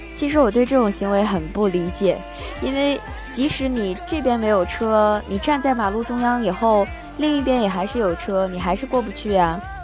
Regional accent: Northeast China, China; now in Shenzhen, China; 我老家东北，有很多红红火火的卖春联啊、卖福字啊、灯笼这样的

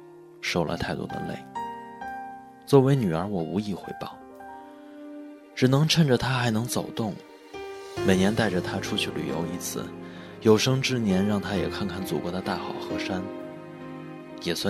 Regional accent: Ulanqab League, Inner Mongolia, China; 我的老家在内蒙古乌兰察布盟一个小县城，

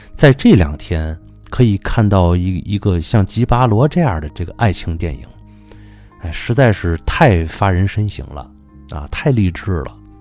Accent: Tianjin, China; 这就是处我们天津人的逆鳞了

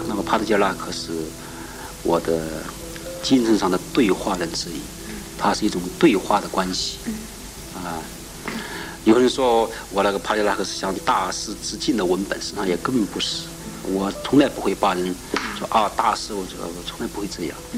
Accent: central-southern Hubei, China; also born or lived in Changping, Beijing; now in Beijing, China; 我生活在南方吧，在湖北省中部偏南，从小在南方文化的金润下长大

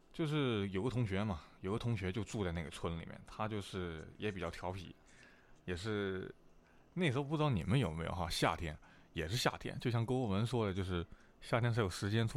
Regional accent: Guilin, Guangxi, China; 我们是桂林是没有没有粤语的，就是说桂林话跟普通话。

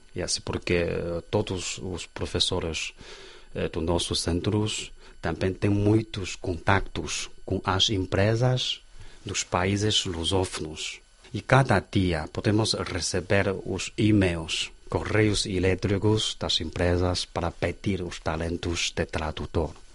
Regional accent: Xi'an, Shaanxi, China; Portuguese is a second language; eu sou de Xi'an

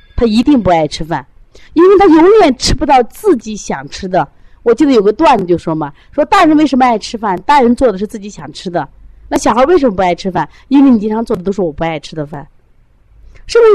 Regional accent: Shandong, China; now in Shaanxi, China; 我本身山东，山东人啊，就吃馍，吃饼啊

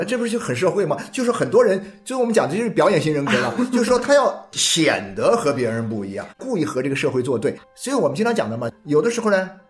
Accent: Jiangxi, China; also born or lived in Xiamen; 我从这个厦门大学中文系毕业以后呢，我就分配到当时的江西大学中文系教书。那时候是一九八四年的时候

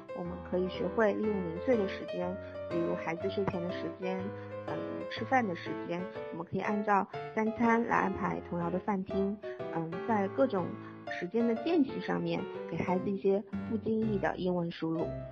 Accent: China; 作为中国人

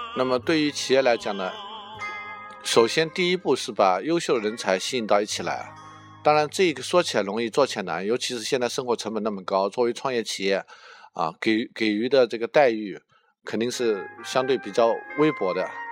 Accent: Jiangnan, China; accent: Jiangnan; 我江南口音

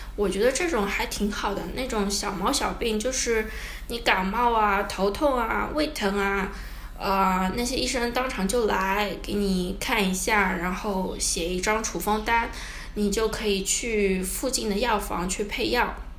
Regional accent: China; moved away as an adult; also born or lived in Shanghai, China / United States; now in Ecuador; 我是中国人，然后去美国待过一小段时间

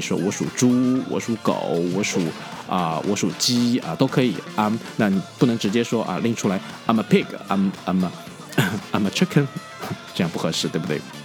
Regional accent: China; 我们中国人

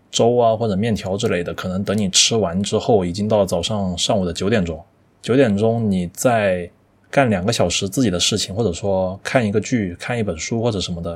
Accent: China; 我们中国人在全世界都是以 喜欢吃、会吃而闻名的

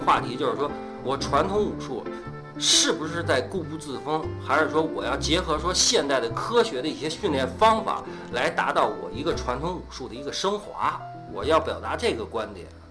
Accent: Beijing, China; 我们北京人原来我那片儿的人叫小树林儿，我爸就上那儿练功去

